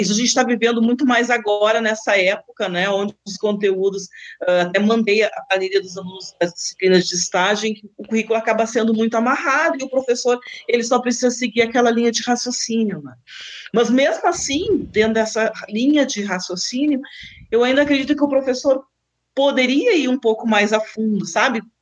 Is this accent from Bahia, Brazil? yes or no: no; Rio Grande do Sul, Brazil; moved away as an adult; also born or lived in Lisbon, Portugal; now in Guarapuava, Brazil; eu sou do Rio Grande do Sul, então me formei no Rio Grande do Sul